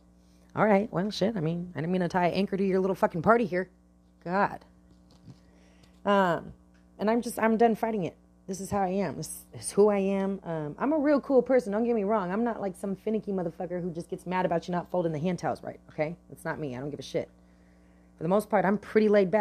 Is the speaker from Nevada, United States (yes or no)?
no; Bay Area, California, United States; I'm from the Bay Area, California. Bay Area. And I'm proud of it. I like living in the Bay Area